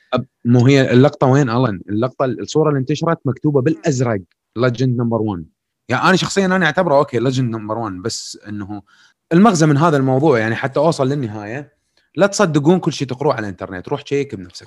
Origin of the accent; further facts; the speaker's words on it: Iraq; عندنا بالعراق